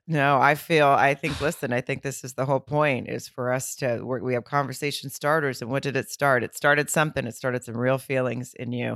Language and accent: English; Arkansas, United States; I'm from the South